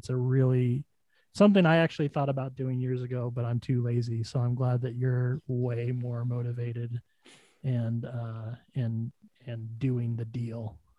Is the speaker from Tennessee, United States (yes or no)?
no; Denver, Colorado, United States; I've been honored to be able to say that I'm from Denver.